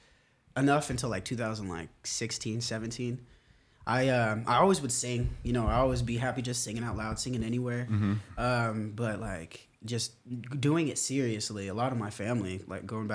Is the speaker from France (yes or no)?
no; Lakewood, Washington, United States; I'm actually from Lakewood, Tacoma.